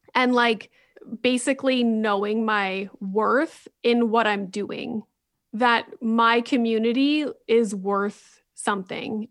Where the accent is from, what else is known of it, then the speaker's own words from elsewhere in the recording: Sudbury, Ontario, Canada; my hometown in Sudbury.